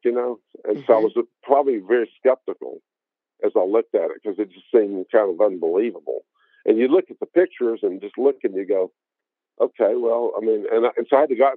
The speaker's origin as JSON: {"language": "English", "town": "Memphis", "region": "Tennessee", "country": "United States", "tie": "born or raised there", "said": "Memphis, where she went to high school and where I went to high school"}